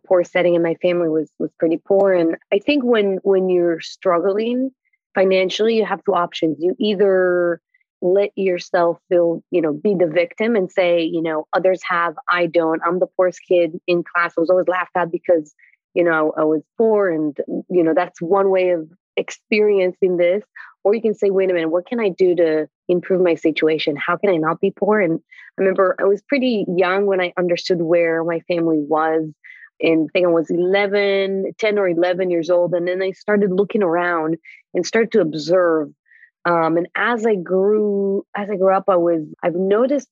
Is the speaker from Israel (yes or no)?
yes; Israel; moved away as an adult; now in United States; I was born in Israel